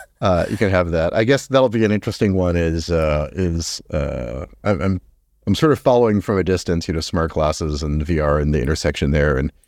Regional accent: Philadelphia, Pennsylvania, United States; now in Seattle, United States; In Seattle. I'm from Philadelphia.

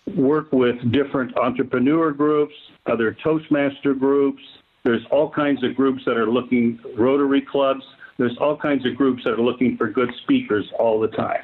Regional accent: Vancouver, Washington, United States; the junior college in my hometown of Vancouver had to accept me

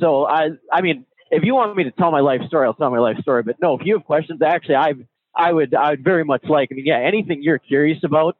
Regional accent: Minnesota, United States; Yeah, I am from Minnesota.

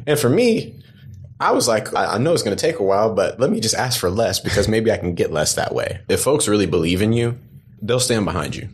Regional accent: Dallas, Texas, United States; moved away; also born or lived in Atlanta; I grew up in Dallas

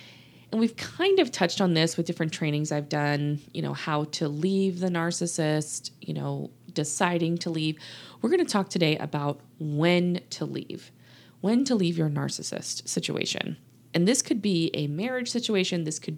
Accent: Louisiana, United States; now in Texas, United States; I didn't tell y'all I'm from the South, did I? Yes, I did. I've told y'all I'm living in Texas. Grew up in Louisiana, actually. A lot of people ask me, where's your accent?

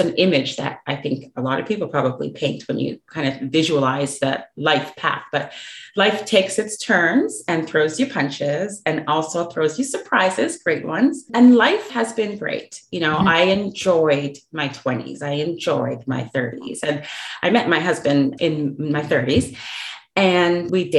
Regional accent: Canada; moved away as an adult; now in Dallas, United States; I'm from Canada, but I've relocated to the US. So I do live in the Dallas Metroplex

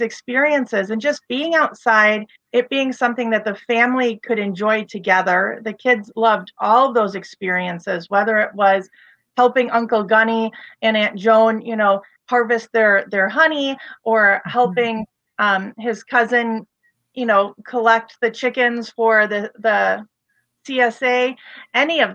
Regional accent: Waukegan, Illinois, United States; also born or lived in Wadsworth; I'm originally from Wadsworth and Waukegan. That's where I spent my elementary school and high school years and post-high school.

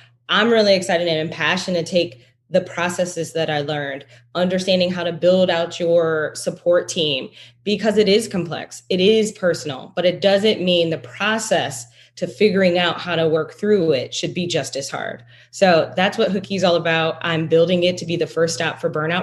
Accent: Detroit, Michigan, United States; I'm originally from Detroit

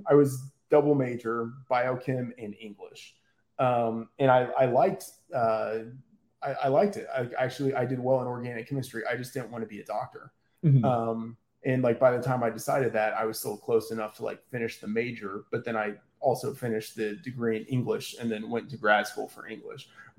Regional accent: Texas, United States; I grew up in Texas and, you know, Cowboys fan

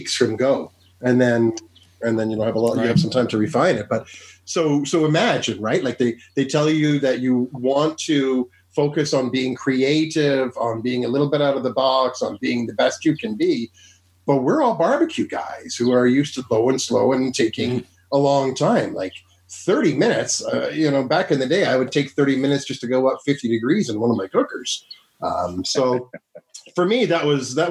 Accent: Ottawa, Ontario, Canada; I'm from Ottawa.

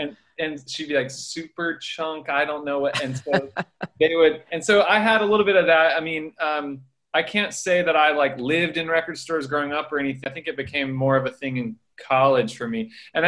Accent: Jacksonville, Florida, United States; I grew up in Jacksonville, Florida

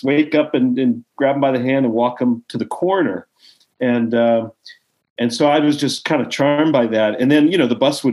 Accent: Baltimore, Maryland, United States; moved away as an adult; also born or lived in New York / Los Angeles; I grew up in Baltimore

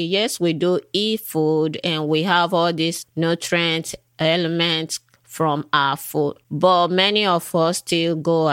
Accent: Nigeria; I was born in Africa, in Nigeria. And while I was a little girl growing up, then whenever we have fever or we are sick, whatever the issue is, my parents would go to the back of our house.

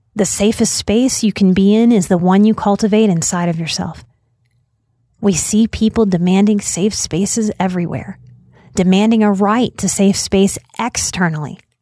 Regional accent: United States; As an American

